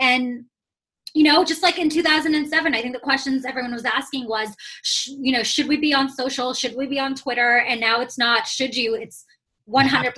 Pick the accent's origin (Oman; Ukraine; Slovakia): Oman; moved away as an adult; also born or lived in Toronto, Canada; I was born and raised in the Middle East, so I'm from Oman